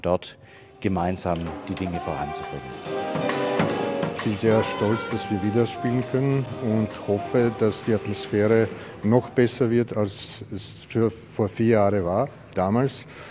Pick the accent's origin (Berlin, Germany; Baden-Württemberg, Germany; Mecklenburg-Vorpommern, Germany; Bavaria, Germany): Baden-Württemberg, Germany; Ulm; Ich komme aus Ulm an der Donau